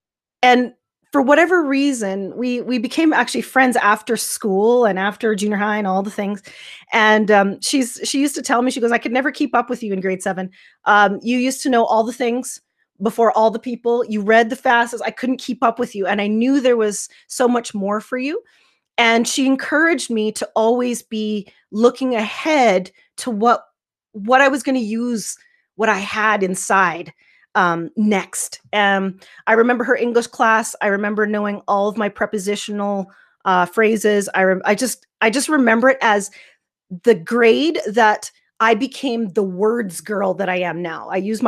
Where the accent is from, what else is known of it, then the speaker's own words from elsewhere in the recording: Yorkton, Saskatchewan, Canada; also born or lived in Baltimore, Maryland, United States; I was born in Baltimore, Maryland, which is on the East Coast. And we moved to Canada when I was about 2 in the early 80s. And we moved to a small town called Yorkton, Saskatchewan.